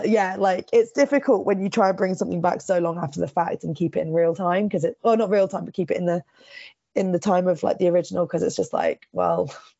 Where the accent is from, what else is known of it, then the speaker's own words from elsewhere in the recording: Bristol, South West England, United Kingdom; now in Weston-super-Mare, United Kingdom; I'm from Bristol, but I live about half an hour away from Bristol now. A little place called Weston-super-Mare. It's a seaside town.